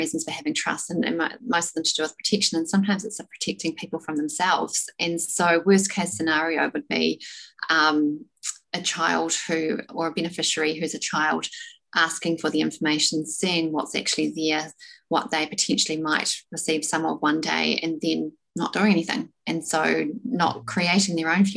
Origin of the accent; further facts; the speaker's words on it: South Island, New Zealand; I'm from the South Island, small town, never really been overseas, or hadn't been overseas